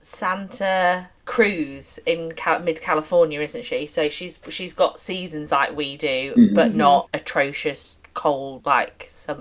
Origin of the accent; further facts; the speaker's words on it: Bradford, Yorkshire and the Humber, United Kingdom; I grew up in Bradford